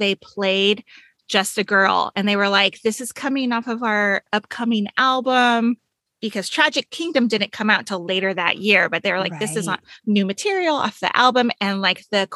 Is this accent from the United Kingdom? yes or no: no; Anaheim, California, United States; An Anaheim girl. I grew up in Anaheim